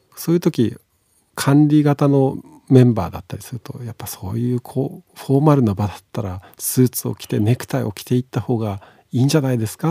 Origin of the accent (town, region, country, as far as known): Tsukuba, Ibaraki, Japan; born or raised there